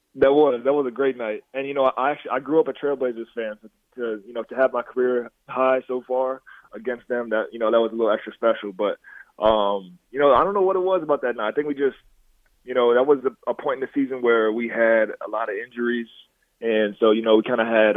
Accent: Dixon, United States; I grew up in Dixon. So Dixon is a real small town

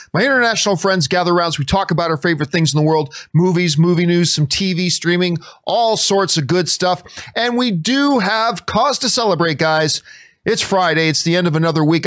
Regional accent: Canada; I'm Canadian

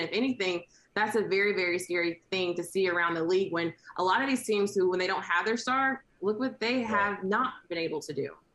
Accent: Memphis, Tennessee, United States; I'm from Memphis

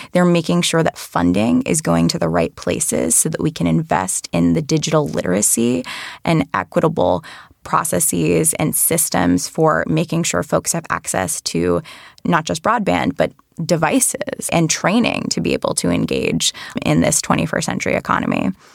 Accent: Rhode Island, United States; I worked in state government in my home state of Rhode Island

